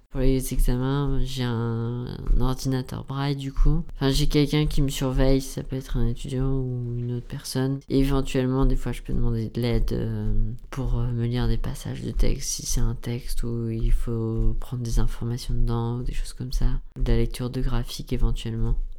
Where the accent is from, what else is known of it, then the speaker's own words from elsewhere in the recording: near Rouen, Normandy, France; moved away as an adult; now in Paris, France; je venais de Normandie, je suis près de Rouen, dans une ville où j'étais pas forcément très indépendant.